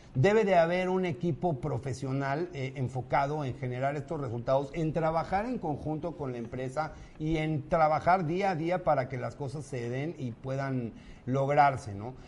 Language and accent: Spanish; Mexico City, Mexico; Soy de aquí, de la CDMX, DF, Chilaquil, Forever and Ever. Aquí nací y aquí me moriré.